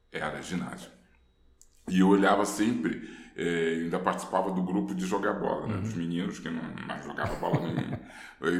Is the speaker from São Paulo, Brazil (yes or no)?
no; Rio de Janeiro, Brazil; born there; Eu morava ali, eu nasci na Ladeira dos Tabajaras e estudava no Corso Barcelos.